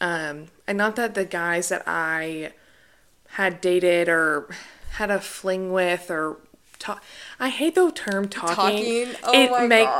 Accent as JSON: {"language": "English", "town": "Conway", "region": "Arkansas", "country": "United States", "tie": "born or raised there", "said": "born and raised in Arkansas"}